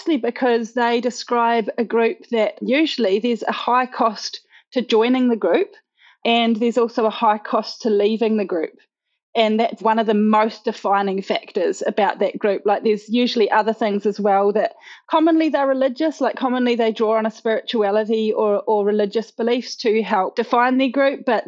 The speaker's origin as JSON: {"language": "English", "region": "Auckland", "country": "New Zealand", "tie": "born or raised there", "said": "I was born and raised in them in Auckland, New Zealand."}